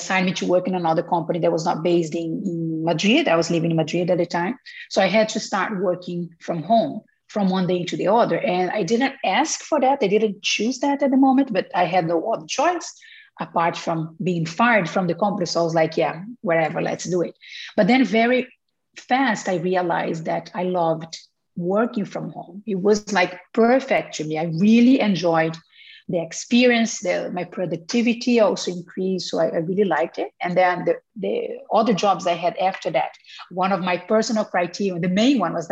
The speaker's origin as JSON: {"language": "English", "country": "Brazil", "tie": "born or raised there", "second_language": "English", "moved": "as an adult", "said": "I was born in Brazil and I lived there until I was 25 or 26 years old"}